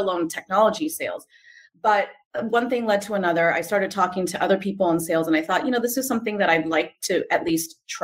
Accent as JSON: {"language": "English", "town": "San Jose", "region": "California", "country": "United States", "tie": "born or raised there", "said": "I grew up in San Jose in the Silicon Valley."}